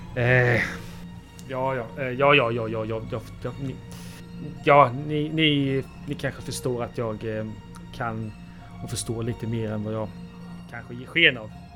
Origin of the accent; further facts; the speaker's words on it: Halland County, Sweden; also born or lived in Bohuslän; jag är ju en, eh, glad hallänning som, eh, bland, eh, i veckorna befinner mig uppe i Bohuslän